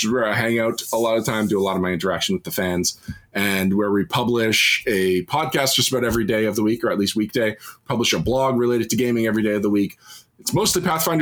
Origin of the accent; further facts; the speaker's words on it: Canada; as a Canadian